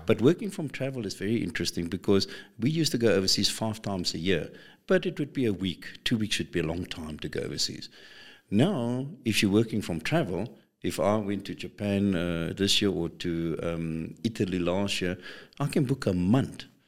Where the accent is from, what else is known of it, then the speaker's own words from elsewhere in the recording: South Africa; we South Africans